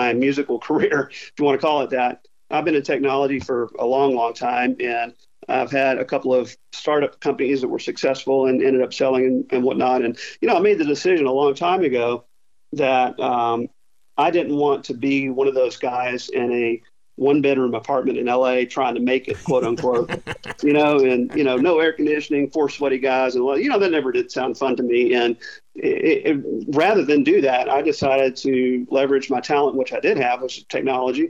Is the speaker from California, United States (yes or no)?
no; Arkansas, United States; also born or lived in Charlotte, North Carolina; I spent the first 4 or 5 years in Charlotte, then ended up in Little Rock and Fayetteville in Arkansas.